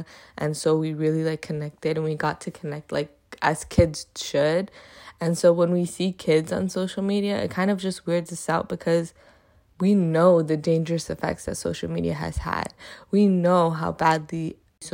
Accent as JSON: {"language": "English", "country": "Afghanistan", "said": "I've posted about the things going on in my home country of Afghanistan"}